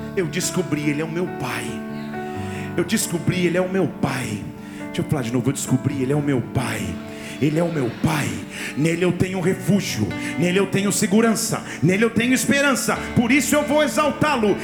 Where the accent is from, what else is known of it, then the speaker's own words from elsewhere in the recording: Barbacena, Minas Gerais, Brazil; Na minha infância, lá em Barbacena